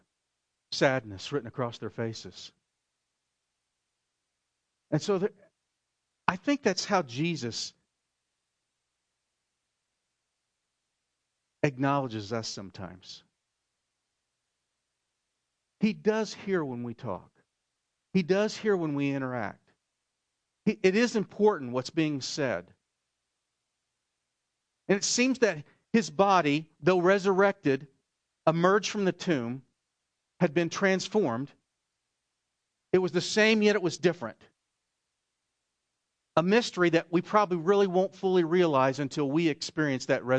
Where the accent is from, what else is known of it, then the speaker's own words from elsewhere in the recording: Oklahoma, United States; I'm from Oklahoma.